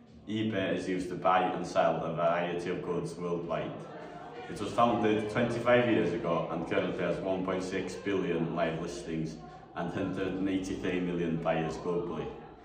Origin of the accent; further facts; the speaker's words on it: Llanerig, Wales, United Kingdom; I am currently attending sixth form in Ysgobri Rebel, which is in my hometown of Llanerig.